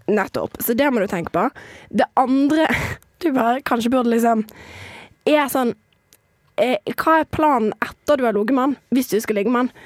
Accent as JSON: {"language": "Norwegian", "country": "Somalia", "also_born_or_lived": "Western Norway", "moved": "yes", "lives_now": "Norway", "said": "som somalier"}